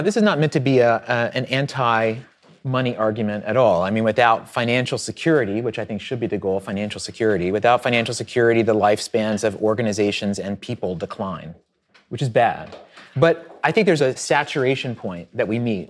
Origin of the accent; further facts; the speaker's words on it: Southwest Virginia, United States; I grew up in Southwest Virginia on a farm